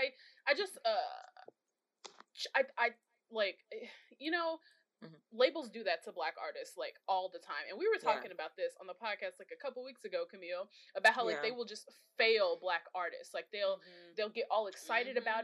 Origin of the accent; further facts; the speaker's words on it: Chicago, Illinois, United States; I'm from the South Side, really you know, not from the West Side